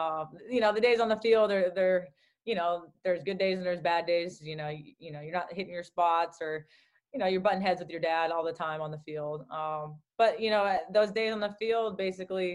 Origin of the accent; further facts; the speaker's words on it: Southern California, United States; also born or lived in Newton, Massachusetts; growing up in Southern California as well, because we moved to California when I was 3 years old